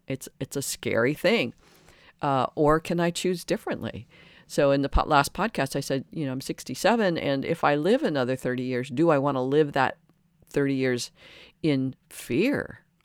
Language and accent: English; Detroit, Michigan, United States; And I grew up in Detroit, uh, outside Detroit.